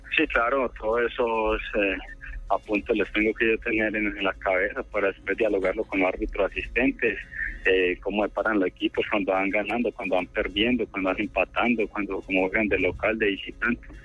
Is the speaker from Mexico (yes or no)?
no; Remedios, Antioquia, Colombia; mi pueblo en Remedios